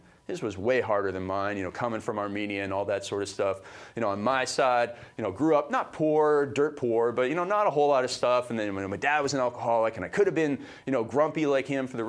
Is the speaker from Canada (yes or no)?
yes; Canada; I came from Canada. It's like a little mini America, right?